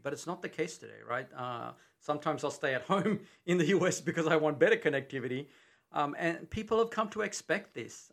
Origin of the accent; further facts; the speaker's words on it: Australia; accent: Australian; moved away as an adult; now in Texas, United States; I'm from Australia